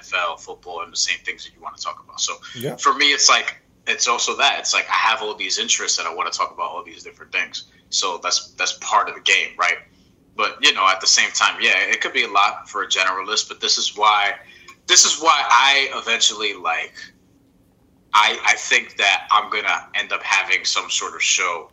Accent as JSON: {"language": "English", "region": "New York", "country": "United States", "said": "a New Yorker"}